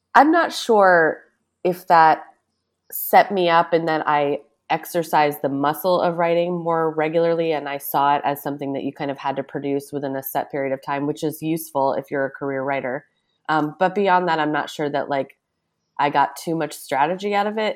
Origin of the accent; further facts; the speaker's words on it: Newburyport, Massachusetts, United States; moved away as an adult; also born or lived in New York City / Brooklyn; now in East Hampton, United States; I grew up in a small town called Newburyport. It used to be Massachusetts' smallest actual city